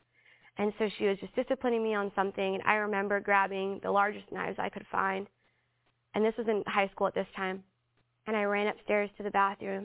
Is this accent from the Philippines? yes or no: yes; Philippines; I'm Filipino